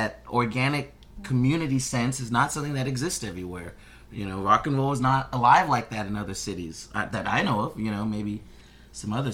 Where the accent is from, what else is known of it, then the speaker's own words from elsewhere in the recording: Houston, Texas, United States; now in Austin, United States; I'm from Houston